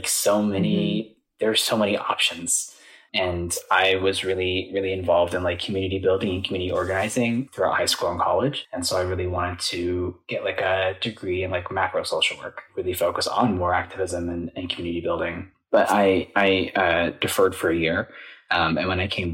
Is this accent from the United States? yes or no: yes; Michigan, United States; moved away as an adult; now in Los Angeles, United States; I am from Michigan, and I moved out here 2 years ago